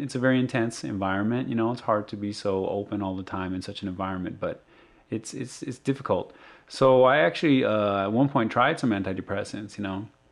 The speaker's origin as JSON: {"language": "English", "region": "Arizona", "country": "United States", "said": "I'm from Arizona"}